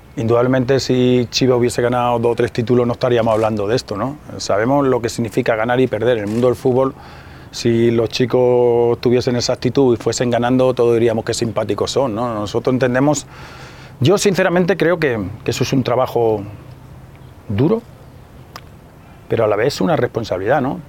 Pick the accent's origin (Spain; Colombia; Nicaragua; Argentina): Spain; moved away as an adult; now in Mexico; en mi país, en España